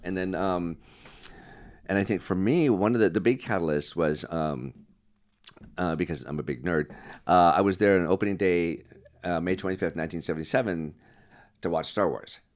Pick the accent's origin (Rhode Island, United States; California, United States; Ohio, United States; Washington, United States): California, United States; Glendale; also born or lived in Connecticut; My family moved out here when I was three